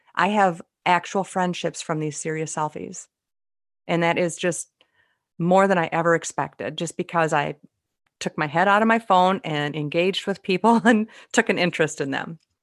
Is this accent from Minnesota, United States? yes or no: yes; Minnesota, United States; they can figure out where I'm from by the way I speak. It's pretty obvious I'm from Minnesota